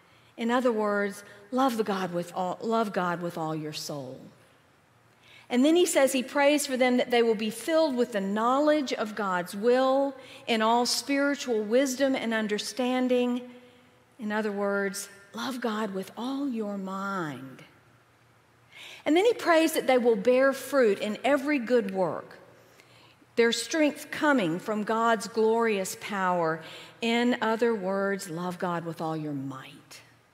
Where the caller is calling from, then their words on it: Asheville, North Carolina, United States; I come to you from Asheville in the Diocese of Western North Carolina